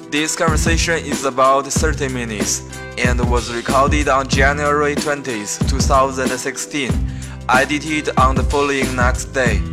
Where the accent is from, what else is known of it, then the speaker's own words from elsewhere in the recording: China; from China